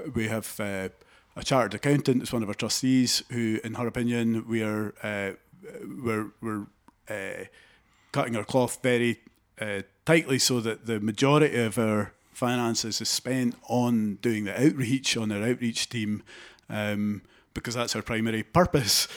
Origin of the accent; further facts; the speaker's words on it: Haddington, Scotland, United Kingdom; I grew up in Haddington, in East Lothian